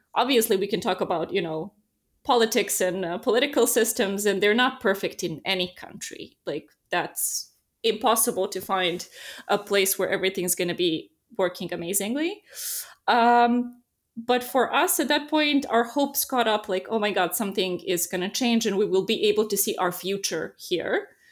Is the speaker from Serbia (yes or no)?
yes; Serbia; moved away as an adult; now in Netherlands; I come from Serbia